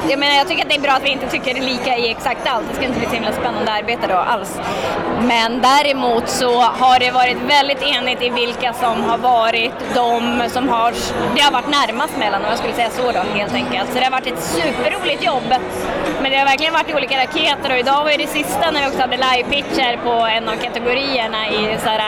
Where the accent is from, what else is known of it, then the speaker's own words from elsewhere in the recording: Piteå, Norrbotten County, Sweden; Ska jag börja när jag föddes i Piteå